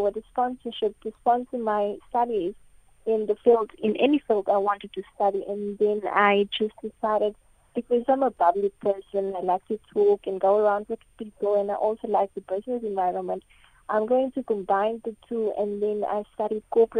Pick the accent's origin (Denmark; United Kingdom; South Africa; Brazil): South Africa; Nababeep, Northern Cape; I am from a very small town outside Springbok in the Northern Cape. It's called Nababik.